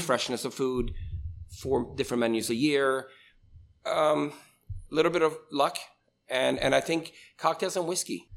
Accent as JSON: {"language": "English", "country": "Sweden", "tie": "born or raised there", "moved": "as an adult", "lives_now": "Altoona, United States", "said": "I was born and raised in Sweden"}